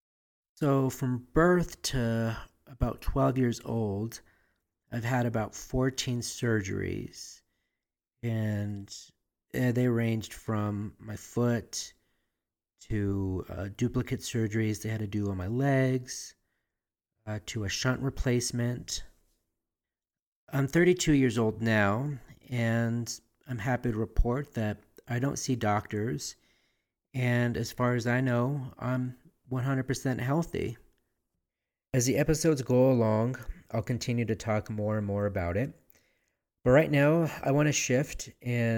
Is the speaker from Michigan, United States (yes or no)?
no; Albuquerque, New Mexico, United States; born or raised there